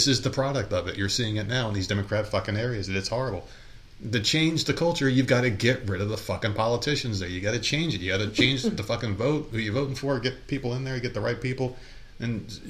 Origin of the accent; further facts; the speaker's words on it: New York, United States; now in US South; We're like, wow, everything's different here in the South because we came from New York.